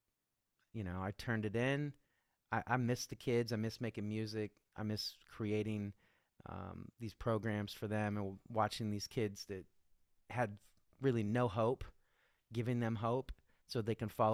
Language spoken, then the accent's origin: English; Kansas, United States; I grew up in the Midwest in Kansas.